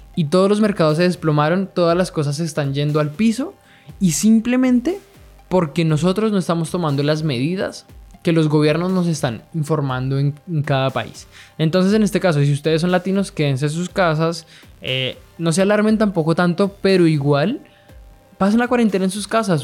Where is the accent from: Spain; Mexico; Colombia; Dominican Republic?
Colombia; now in Chile; Yo estoy viviendo en Chile, soy colombiano pero vivo en Chile